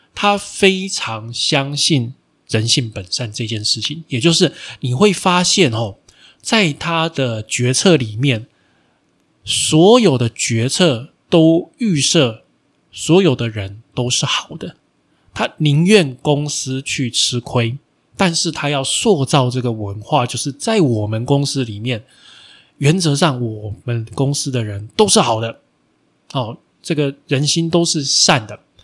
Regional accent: Taiwan; 我们台湾人在世界上出名的，哦，真正出名的第一家比较大型的公司

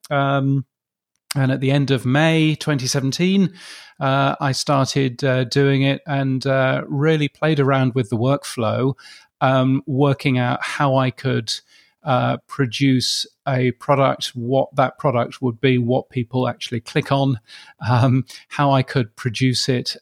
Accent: United Kingdom; moved away as an adult; also born or lived in Canada / United States; now in Brisbane, Australia; as a Brit, um, as one that's moved to Australia

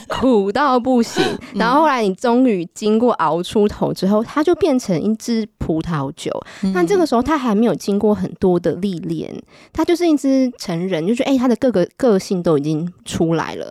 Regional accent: Taiwan; now in France; 在台湾可能我们就重视吃嘛，我们台湾人都很爱吃

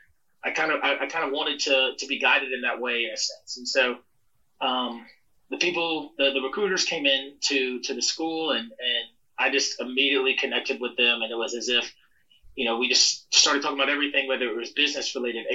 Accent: South Carolina, United States; moved away; I'm from South Carolina, born and raised

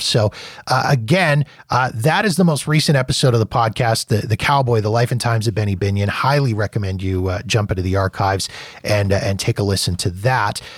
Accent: Calgary, Alberta, Canada; I was from Calgary, um, Alberta

